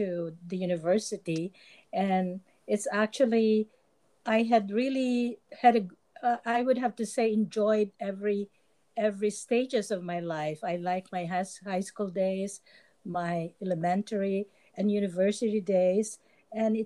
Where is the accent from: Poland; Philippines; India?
Philippines; moved away as an adult; also born or lived in California; now in United States; I was a certified public accountant in the Philippines